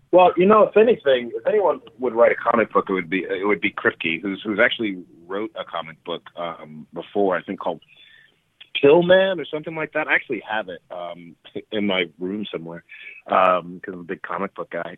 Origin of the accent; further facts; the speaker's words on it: New York City, New York, United States; moved away; my hometown of, from Brooklyn